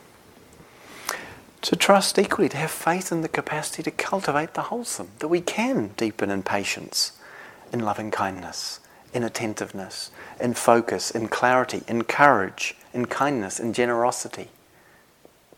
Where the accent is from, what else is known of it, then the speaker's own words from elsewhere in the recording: New Zealand; moved away as an adult; now in Devon, United Kingdom; I was from New Zealand